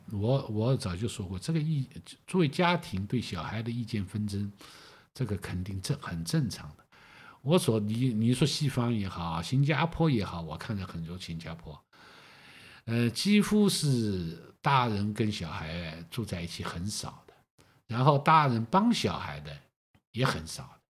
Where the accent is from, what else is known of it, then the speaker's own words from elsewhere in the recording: China; moved away as an adult; now in Singapore; 所以你现在我们在新加坡，我还想到一个问题，我们中国人老是叫三代同堂